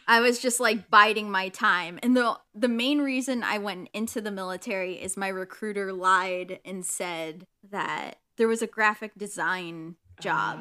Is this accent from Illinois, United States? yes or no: yes; Illinois, United States; moved away; also born or lived in Michigan; I grew up in, uh, Illinois and, you know, had a fun time there, but then, you know, fun parent divorce time